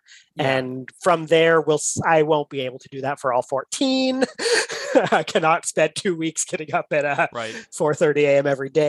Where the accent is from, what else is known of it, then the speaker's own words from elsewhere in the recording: United States; as an American chess fan